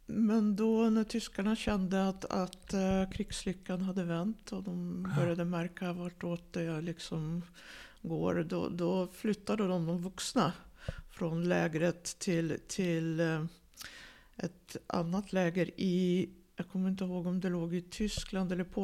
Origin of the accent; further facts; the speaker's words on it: Tallinn, Harju County, Estonia; born there; also born or lived in Riga; Jag föddes i Tallinn och sen ja. flyttade de tillbaks till Riga.